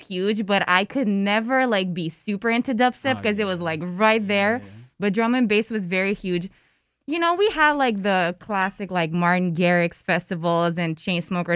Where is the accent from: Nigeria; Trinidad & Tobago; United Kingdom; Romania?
Romania; Bucharest; now in Philadelphia, United States; I am from Bucharest